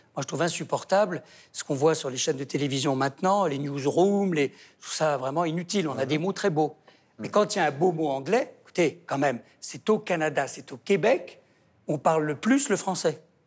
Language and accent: French; Angers, Pays de la Loire, France; also born or lived in Saumur; now in Paris, France; J'ai grandi à Saumur et Angers.